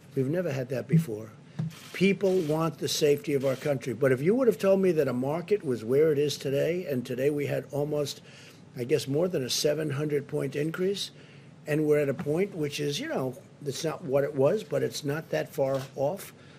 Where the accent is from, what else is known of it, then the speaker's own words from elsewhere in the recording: New York City, New York, United States; near where I grew up in Queens